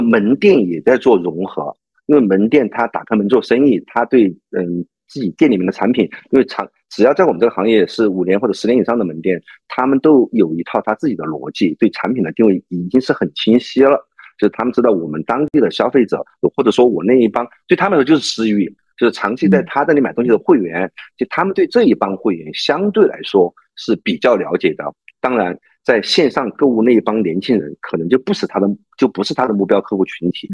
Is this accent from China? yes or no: yes; China; 我们中国人太灵活了